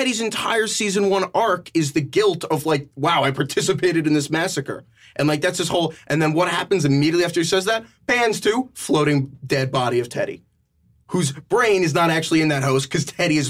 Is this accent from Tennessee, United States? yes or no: no; New York, United States; I'm from New York, but like, it just kind of keeps going.